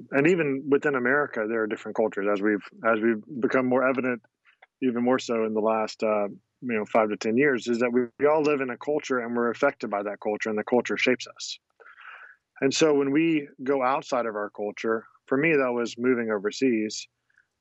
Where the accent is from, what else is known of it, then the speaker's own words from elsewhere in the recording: United States; moved away as an adult; also born or lived in Croatia / Bosnia; We grew up in a family where we loved being American.